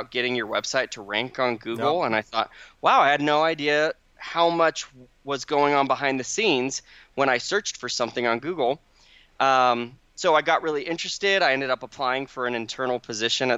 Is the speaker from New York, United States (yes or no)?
no; Phoenix, Arizona, United States; now in Utah, United States; I grew up in Arizona in the Phoenix Valley